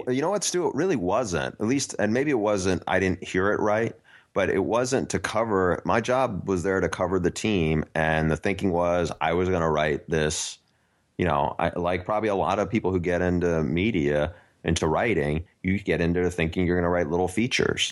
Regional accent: New York, United States; I grew up in New York

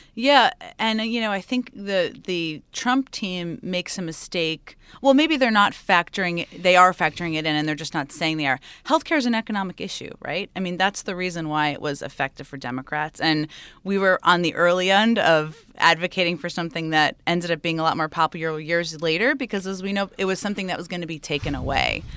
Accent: Stamford, Connecticut, United States; I grew up in Connecticut

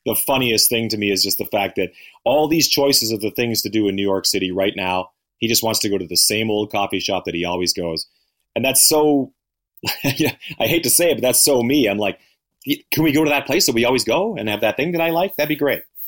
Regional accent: Canada; now in United States; both being Canadian, living in the U.S.

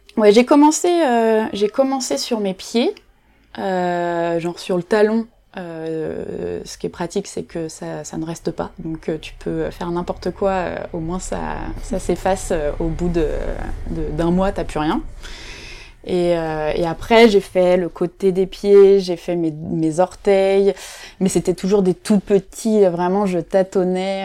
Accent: Nantes, Pays de la Loire, France; moved away as an adult; now in Paris, France; Je suis nantaise d'origine

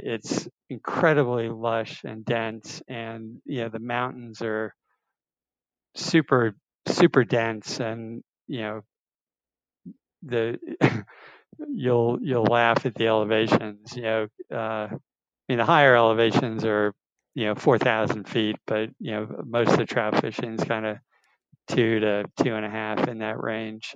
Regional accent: north of New York City, United States; now in Georgia, United States; I grew up in New York, north of New York City, far enough north that we had a ski team

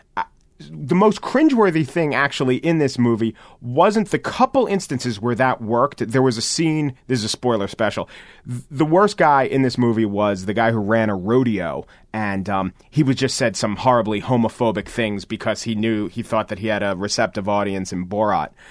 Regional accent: United States; as an American

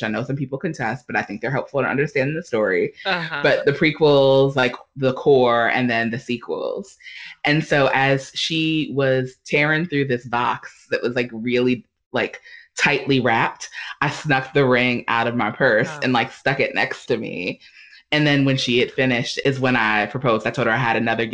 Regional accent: New York City, New York, United States; moved away as an adult; now in Durham, United States; I grew up in the Black Baptist Church, Missionary Baptist to be more specific, in New York City. So I'm a New Yorker, a native New Yorker.

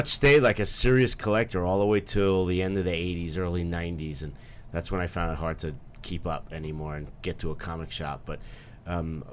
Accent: New York City, New York, United States; my comic shop where I grew up in Bayside, Queens

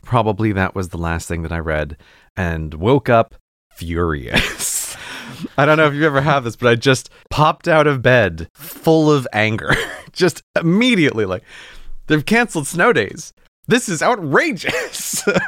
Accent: New York, United States; moved away; My home state of New York

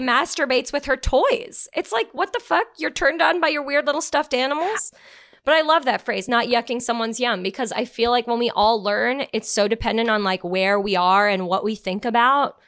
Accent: Canada; being Canadian

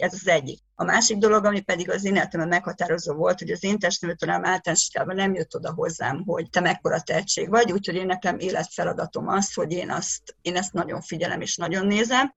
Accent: Hungary; moved away as an adult; now in Budapest, Hungary; egy vidék kiskolából egy 3000 fős faluból származom

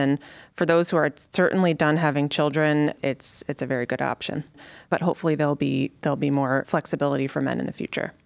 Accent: Connecticut, United States; moved away as an adult; also born or lived in Chicago; now in Cleveland, United States; I grew up in Connecticut

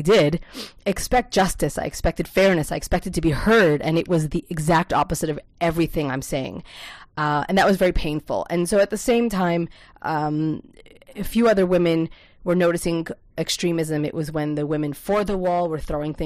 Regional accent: Lakewood, New Jersey, United States; now in Israel; I personally was born and raised in Lakewood, New Jersey

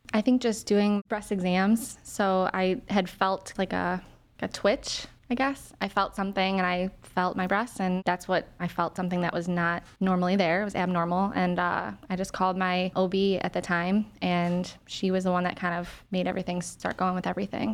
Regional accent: Willowick, Ohio, United States; I'm from Willowick, Ohio

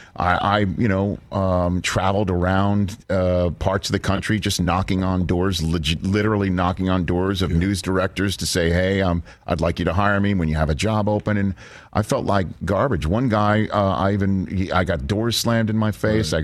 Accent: New York, United States; I'm from New York

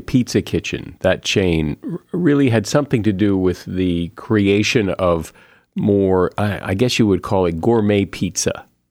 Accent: New England, United States; I grew up in New England in, in a pretty much a meat and potatoes household

